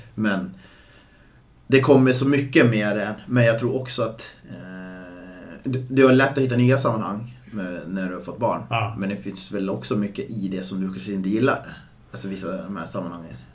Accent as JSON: {"language": "Swedish", "town": "Östersund", "region": "Jämtland", "country": "Sweden", "tie": "born or raised there", "moved": "yes", "lives_now": "Stockholm, Sweden", "said": "mina barndomskompisar, både som bor här i Stockholm och eh, hemma i Östersund"}